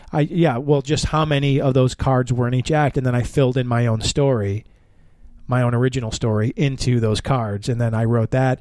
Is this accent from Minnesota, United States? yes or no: no; Chicago, Illinois, United States; I'm from Chicago